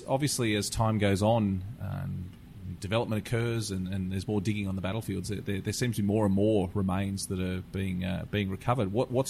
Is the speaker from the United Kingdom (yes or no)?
no; Australia; as an Australian, I take Australians to these cemeteries